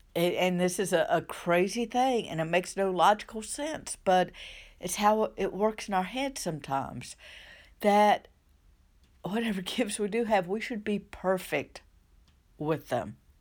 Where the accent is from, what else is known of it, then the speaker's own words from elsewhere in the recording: southern United States, United States; accent: southern; by my accent, Um, I live in the southern United States